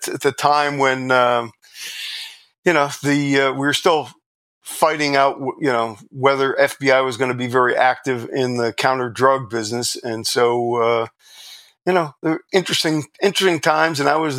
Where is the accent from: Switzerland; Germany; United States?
United States; New York; and I'm volunteering from New York.